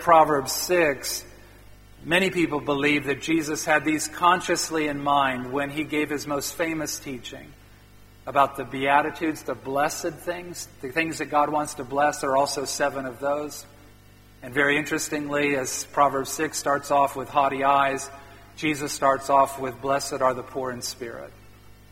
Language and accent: English; Midwest of the U.S., United States; I grew up in the Midwest of the U.S.